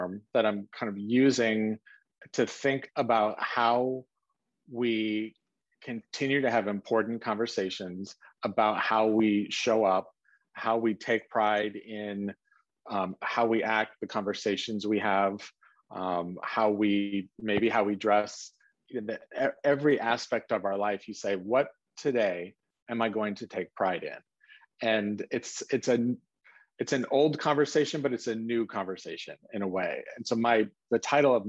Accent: South Lake Tahoe, California, United States; I grew up in South Lake Tahoe, Northern California, on the California side

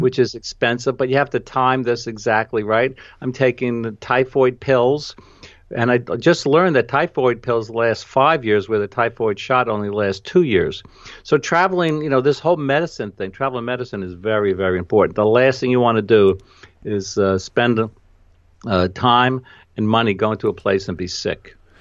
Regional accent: New York, United States; accent: New York; my New York accent

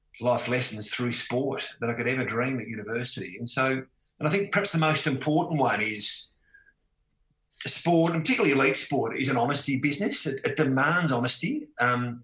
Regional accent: Tasmania, Australia; growing up in Tasmania, I had a, you know, wonderful, free-spirited childhood

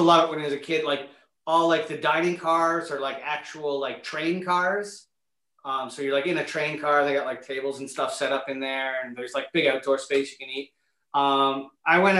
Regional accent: Niagara-on-the-Lake, Ontario, Canada; I grew up in Niagara on the Lake. This little part of Niagara Lake called St. David's.

